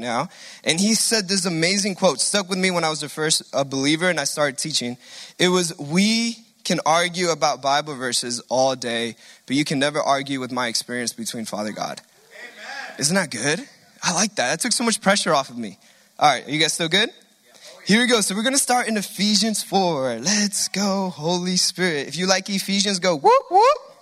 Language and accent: English; Guatemala; accent: Hispanic; now in United States; we came all the way from Guatemala to the promised land